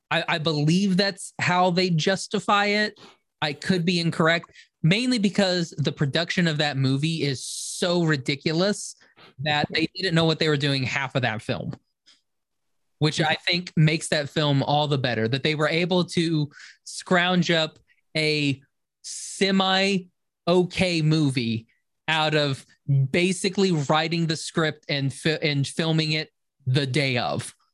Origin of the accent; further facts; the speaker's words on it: Muskogee, Oklahoma, United States; I'm from Muskogee, so please don't.